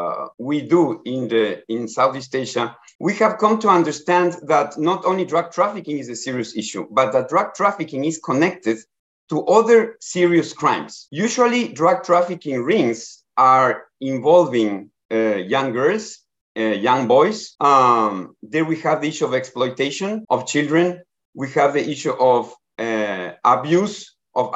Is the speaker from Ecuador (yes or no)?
yes; Ecuador; moved away as an adult; now in Bangkok, Thailand; I am from Ecuador, and I have been working many years in the areas of border governance and border management before in the Americas.